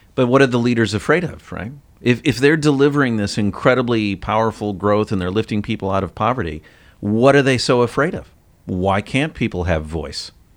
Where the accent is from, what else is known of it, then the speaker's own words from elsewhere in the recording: United States; I'm an American